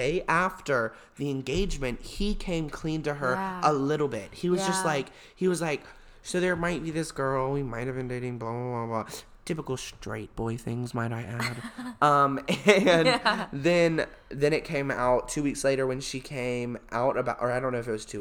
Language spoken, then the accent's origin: English; Alabama, United States; we're from Alabama